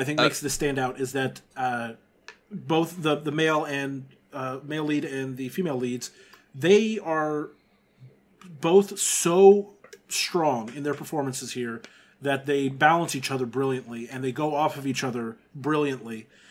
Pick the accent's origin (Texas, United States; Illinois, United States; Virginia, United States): Texas, United States; growing up in Texas